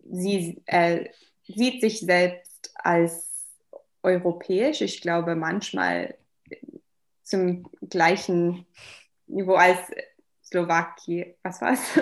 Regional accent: Wiesbaden, Hesse, Germany; German is a second language; also born or lived in Darmstadt; Ich, ich bin eigentlich in ähm, Deutschland aufgewachsen als

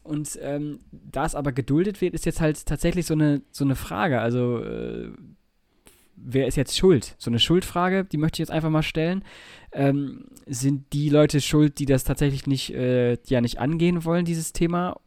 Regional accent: Nordhorn, Lower Saxony, Germany; da wo ich aufgewachsen bin in, äh, in Nordhorn

